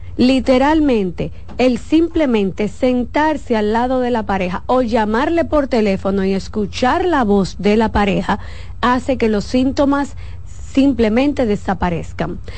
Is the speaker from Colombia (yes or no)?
no; Santo Domingo, Distrito Nacional, Dominican Republic; Yo crecí en un barrio. Yo crecí en Villa Agrícola entre eh, eh, José Martí primero, Villa María y después Villa Agrícola